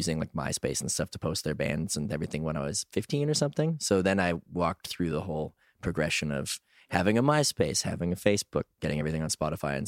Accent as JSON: {"language": "English", "town": "Edmonton", "region": "Alberta", "country": "Canada", "also_born_or_lived": "Toronto, Canada", "moved": "yes", "lives_now": "Montreal, Canada", "said": "that's where I live these days. I'm originally from Edmonton, Alberta"}